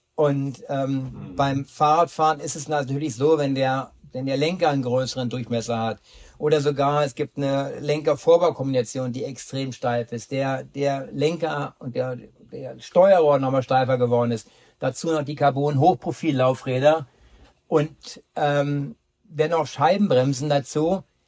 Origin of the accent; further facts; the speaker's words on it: Berlin, Germany; ich komme ja aus Berlin